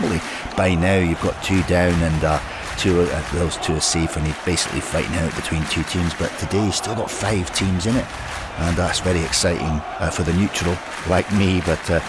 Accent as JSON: {"language": "English", "town": "Glasgow", "region": "Scotland", "country": "United Kingdom", "tie": "born or raised there", "lives_now": "London, United Kingdom", "said": "I've lived in uh, in London now for quite a long time. Um, I managed to hold on to my accent, but uh, I've got a few little colloquialisms that um, I use, which I, I, never used to use when I was a child living up in uh, in Glasgow."}